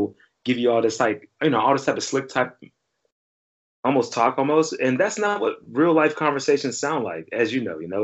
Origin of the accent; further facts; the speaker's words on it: Pittsburgh, Pennsylvania, United States; I'm from Pittsburgh.